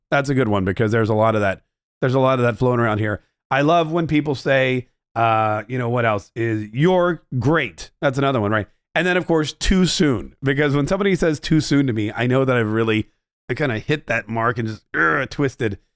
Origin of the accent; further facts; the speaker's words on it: Canada; being Canadian